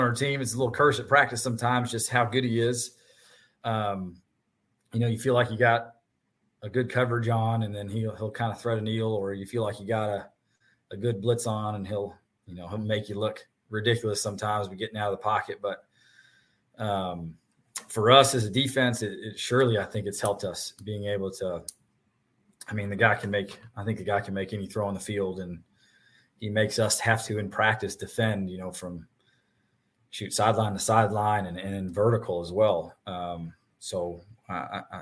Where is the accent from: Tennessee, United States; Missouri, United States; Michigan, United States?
Tennessee, United States; Nashville; I'm from Nashville, so I went to Father Ryan